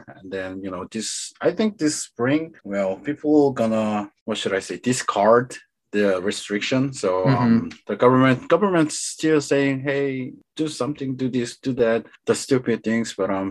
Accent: Daegu, South Korea; I'm from Daegu. It's the down south.

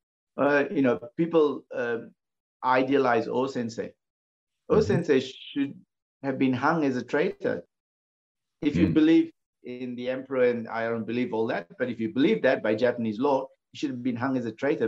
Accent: Malaysia; I grew up in Malaysia

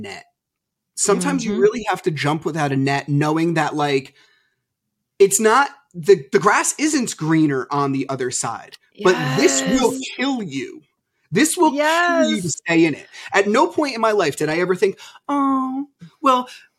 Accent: New Jersey, United States; I'm from New Jersey

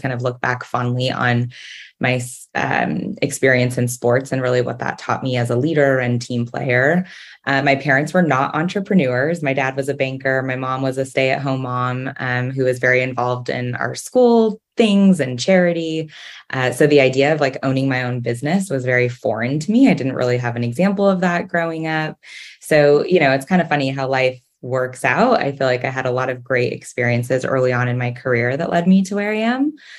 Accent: Southern California, United States; So I was born and raised in Southern California. I grew up in a town a little north of Los Angeles

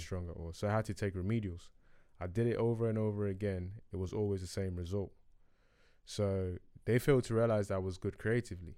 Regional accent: Ghana; moved away; I was born in Ghana

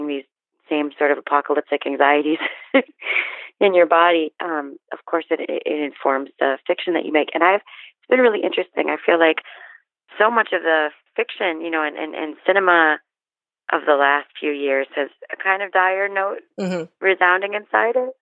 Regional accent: Miami, Florida, United States; I grew up in Miami

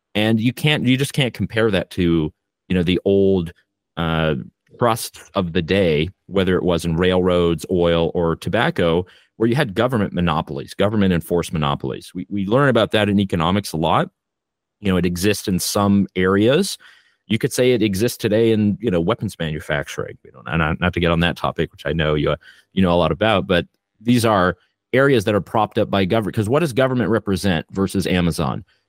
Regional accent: Canada; I am Canadian

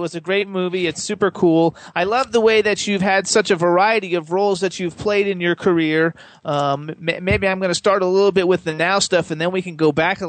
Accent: Florida, United States; now in New Hope, United States; I'm originally from Florida

